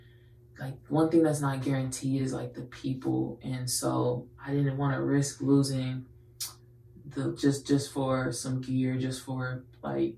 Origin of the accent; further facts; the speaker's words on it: Houston, Texas, United States; I'm born and raised in Houston.